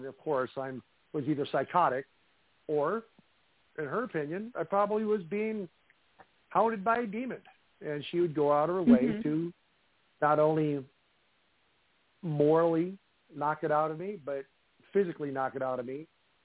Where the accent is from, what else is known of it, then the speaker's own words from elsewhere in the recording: Midwest, United States; Growing up in the Midwest, living in, you know, old homes